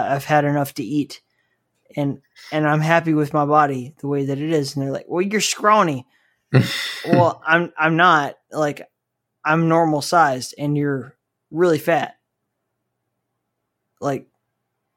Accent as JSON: {"language": "English", "region": "Southeast United States", "country": "United States", "tie": "born or raised there", "said": "I grew up in the Southeast United States"}